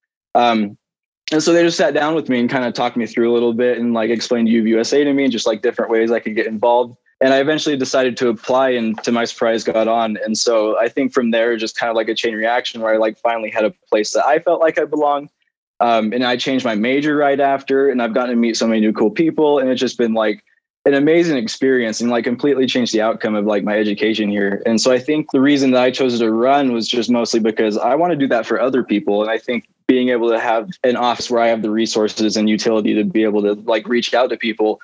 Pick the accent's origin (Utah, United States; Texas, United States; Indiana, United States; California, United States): Utah, United States; Payson; I've grown up in Utah my whole life, basically. My hometown's Payson, Utah, just like 20 minutes south of UVU